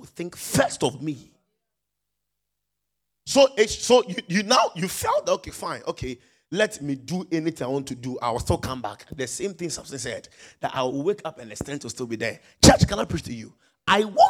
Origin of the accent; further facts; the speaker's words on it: Nigeria; moved away; I'm a Nigerian pastor.